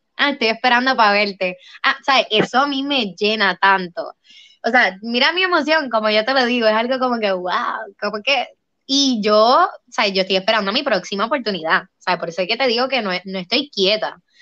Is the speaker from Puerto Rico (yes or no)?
yes; Puerto Rico; aquí en mi pueblo